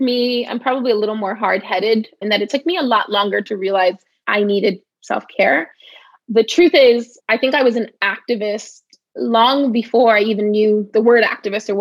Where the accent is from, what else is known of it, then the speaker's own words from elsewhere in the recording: New York City, New York, United States; I grew up in the Bronx